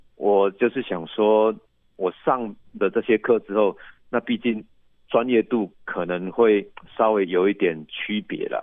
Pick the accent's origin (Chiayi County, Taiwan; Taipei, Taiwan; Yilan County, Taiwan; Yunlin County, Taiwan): Yilan County, Taiwan; 那到我们宜兰这边，我们宜兰比较